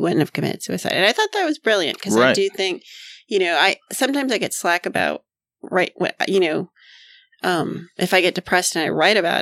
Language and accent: English; Miami, Florida, United States; now in Wilmington, United States; I'm from Miami.